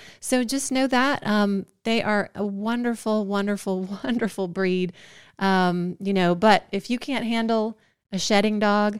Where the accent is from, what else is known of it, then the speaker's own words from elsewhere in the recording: Georgia, United States; we're from Georgia where it's warm